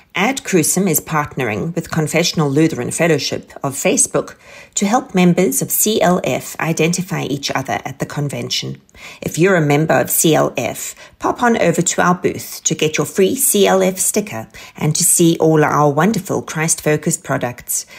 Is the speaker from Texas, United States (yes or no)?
yes; Texas, United States; my home state of Texas